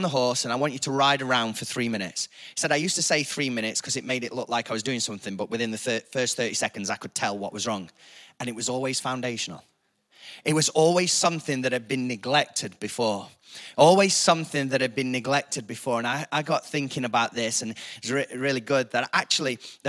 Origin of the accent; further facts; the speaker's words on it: Chesterfield, East Midlands, United Kingdom; I'm from Chesterfield